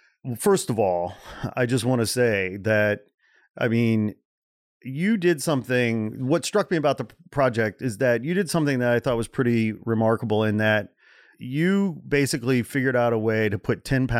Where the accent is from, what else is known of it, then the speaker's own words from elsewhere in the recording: Midwest, United States; I grew up in the Midwest, right? So you have these fantasies, you know, in the Midwest when some big band breaks through